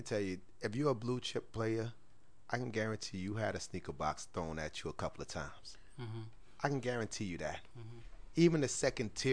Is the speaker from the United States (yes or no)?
yes; New York City, New York, United States; here I am, coming from the hood. I come from South Jamaica, Queens.